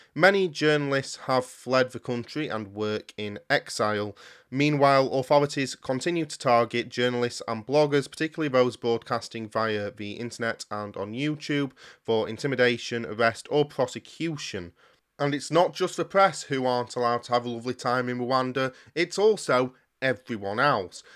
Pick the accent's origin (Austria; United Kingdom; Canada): United Kingdom; As a Brit